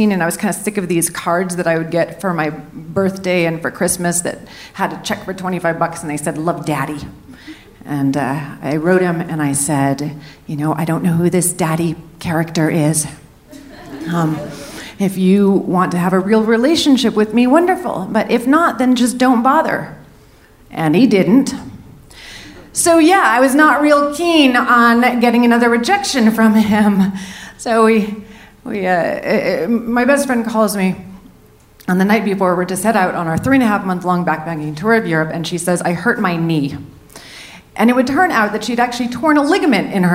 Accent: San Francisco, California, United States; also born or lived in New Orleans / New York; now in Denver, United States; I grew up in San Francisco with my mother

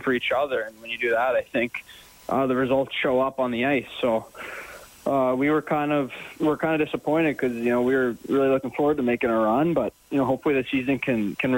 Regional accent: Dallas, Texas, United States; moved away as an adult; also born or lived in Denver, Colorado; now in Edmonton, Canada; I was born in Dallas, and then my dad played for the Nuggets. So I lived in Denver till I was about 7, then went back to Dallas for the rest of my childhood

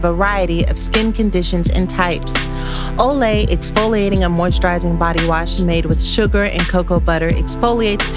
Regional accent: Texas, United States; I grew up in Texas and I used to listen to 106.1 Kiss FM as well

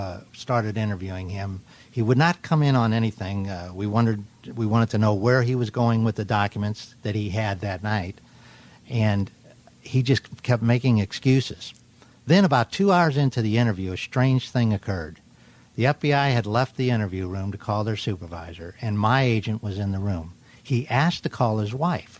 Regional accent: Arizona, United States; I'm from Arizona.

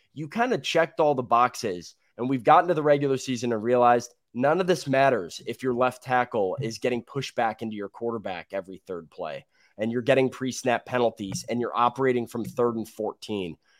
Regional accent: Chicago, Illinois, United States; I am a Chicagoan

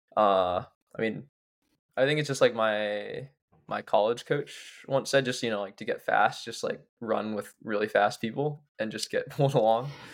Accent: Pittsburgh, Pennsylvania, United States; now in Somerville, United States; I'm from Pittsburgh

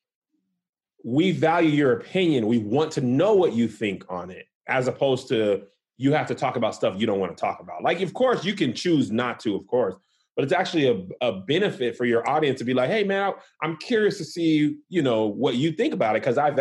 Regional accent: United States; I'm American

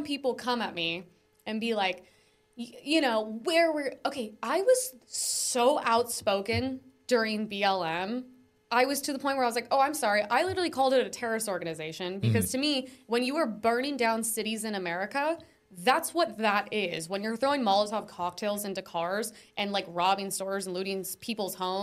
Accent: United States; I'm American

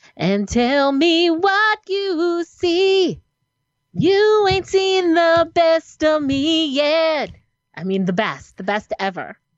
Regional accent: New Jersey, United States; I'm from New Jersey

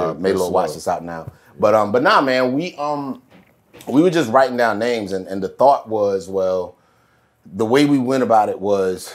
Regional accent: the South, United States; we're from the South

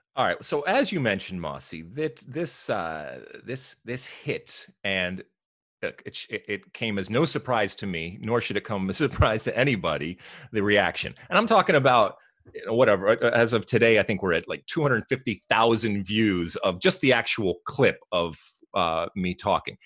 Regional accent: United States; we as American soccer fans, and in particular M L S fans

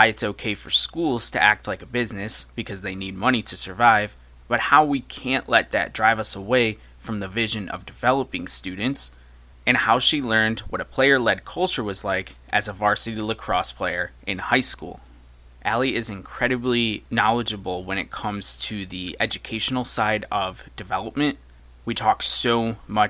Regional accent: Syracuse, New York, United States; moved away; a fellow Syracusian, I guess is the word for it, but somebody who has relocated much like I have

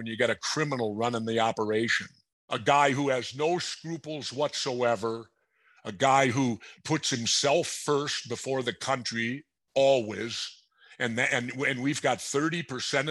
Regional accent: Minnesota, United States; I'm from Minnesota.

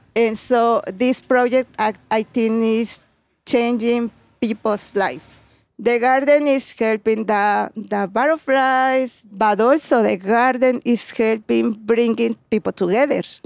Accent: Puebla, Mexico; English is a second language; moved away as an adult; now in Chicago, United States; I'm from Puebla.

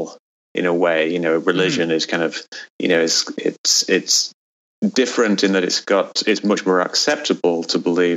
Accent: England, United Kingdom; now in United States; when I grew up in England

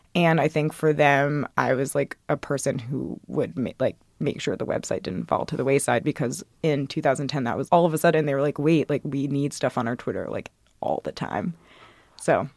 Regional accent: Athens, Georgia, United States; moved away; I'm from Athens, Georgia.

